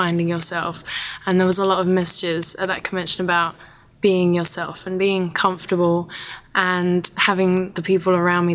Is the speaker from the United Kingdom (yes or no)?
yes; United Kingdom; Coming as a Brit